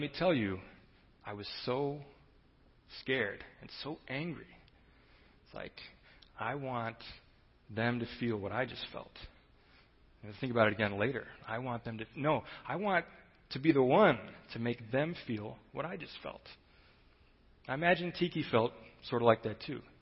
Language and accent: English; Chicago, Illinois, United States; I grew up in Chicago, and so I considered myself kind of a street-smart, cool city kid